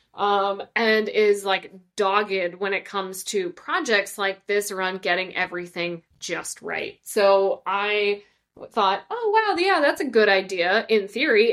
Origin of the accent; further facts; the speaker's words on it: Ireland; as an Irish person